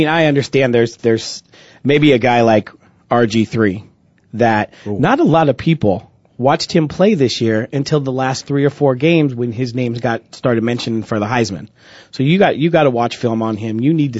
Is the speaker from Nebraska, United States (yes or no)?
yes; Nebraska, United States; football is life growing up in Nebraska